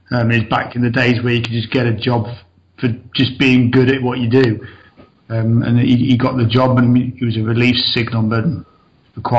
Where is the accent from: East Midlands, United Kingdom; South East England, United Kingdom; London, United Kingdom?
East Midlands, United Kingdom; Mansfield; moved away as an adult; also born or lived in Peterborough; originally I was born just outside Nottinghamshire um, in a place called Mansfield. I grew up there most of my life till about 23. Um, left there, moved over to, over to Peterborough